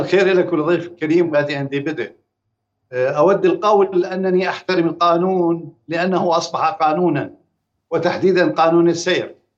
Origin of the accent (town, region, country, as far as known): Jordan